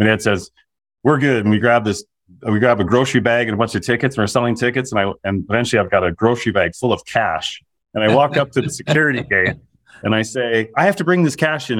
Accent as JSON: {"language": "English", "region": "Minnesota", "country": "United States", "tie": "born or raised there", "said": "I grew up in Minnesota"}